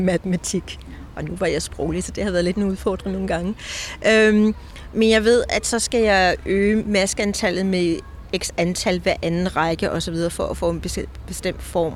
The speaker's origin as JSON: {"language": "Danish", "country": "Denmark", "also_born_or_lived": "Copenhagen", "moved": "as an adult", "lives_now": "Scotland, United Kingdom", "said": "Jeg er dansker, der er bosat i Skotland"}